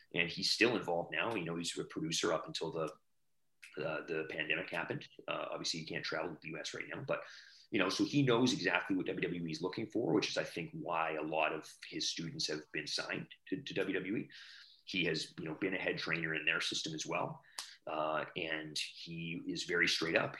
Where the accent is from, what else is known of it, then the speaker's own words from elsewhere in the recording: Alberta, Canada; I grew up in Alberta